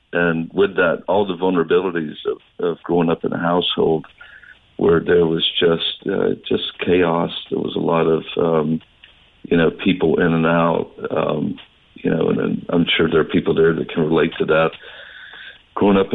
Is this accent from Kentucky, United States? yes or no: no; North Florida, United States; also born or lived in Southern Georgia; I grew up in a rural southern town